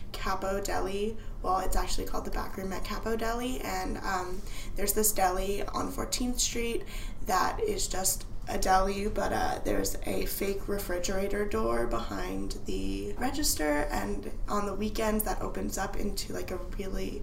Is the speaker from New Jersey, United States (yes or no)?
yes; New Jersey, United States; now in Washington, D.C., United States; I'm from New Jersey